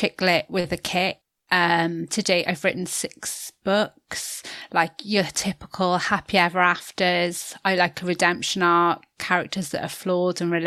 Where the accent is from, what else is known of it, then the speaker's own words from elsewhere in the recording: Newport, Wales, United Kingdom; I grew up in Newport in South Wales.